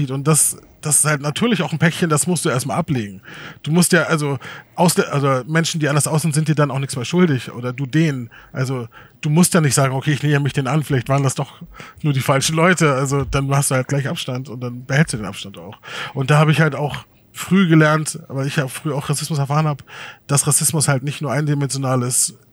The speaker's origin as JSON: {"language": "German", "country": "Germany", "said": "Wobei ich, ich bin auch Deutscher, ne?"}